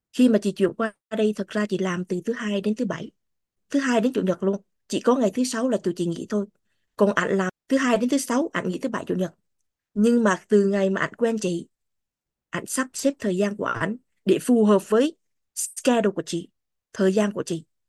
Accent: Vietnam; first language Vietnamese; moved away as an adult; now in United States; mình sinh ra và lớn lên ở Việt Nam ngôn ngữ chính của mình là Việt Nam Vietnamese

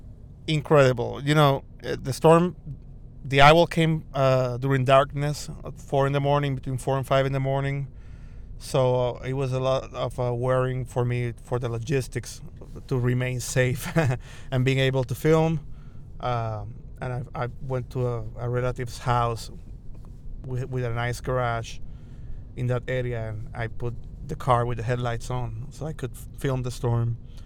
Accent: Puerto Rico; My first storm actually was at 4 years old, Hurricane Hugo in 1989. Category 4, actually. It hit Puerto Rico

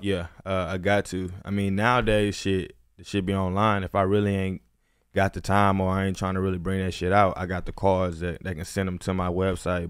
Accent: Houston, Texas, United States; moved away as an adult; now in Los Angeles, United States; I'm from Houston, Texas. I've been out here in L A for four years

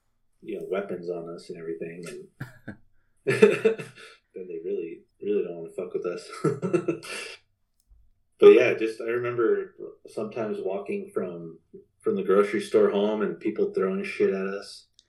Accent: Albuquerque, New Mexico, United States; also born or lived in Washington, District of Columbia, United States; But just growing up in Albuquerque, seeing all the crazy shit I did, like seeing or living in DC, those situations were like, okay, this is what happens.

